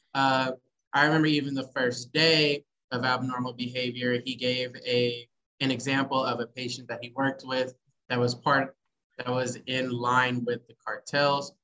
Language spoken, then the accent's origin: English; Poplar Bluff, Missouri, United States; now in Kansas City, United States; I'm originally from Poplar Bluff, but I do live here in Kansas City.